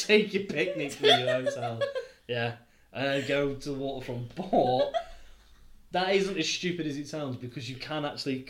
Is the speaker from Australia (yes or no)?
no; United Kingdom; accent: English; We're British. Not French